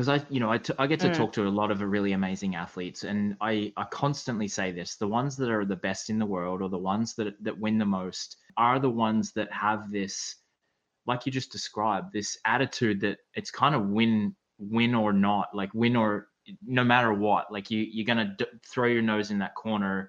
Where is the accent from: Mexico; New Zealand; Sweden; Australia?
Australia; growing up in Australia